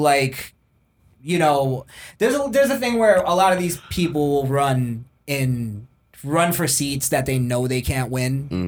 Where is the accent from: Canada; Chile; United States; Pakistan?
Chile; I come from Chile.